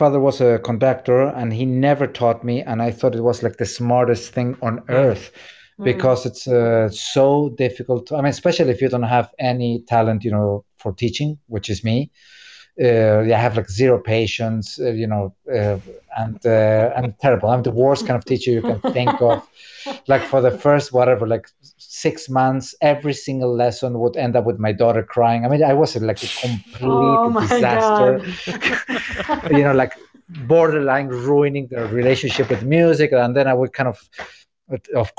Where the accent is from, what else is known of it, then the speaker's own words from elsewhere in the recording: Córdoba, Argentina; now in New York, United States; my hometown in Argentina, Cordoba